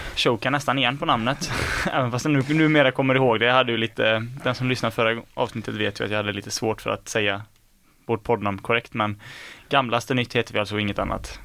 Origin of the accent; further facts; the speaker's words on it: Skene, Västra Götaland, Sweden; jag är från Skene